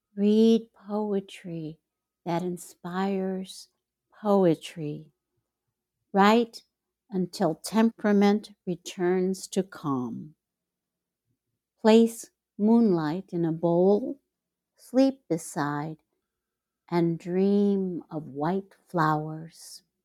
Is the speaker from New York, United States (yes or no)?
no; Chicago, Illinois, United States; moved away as an adult; now in Mexico; my hometown, Chicago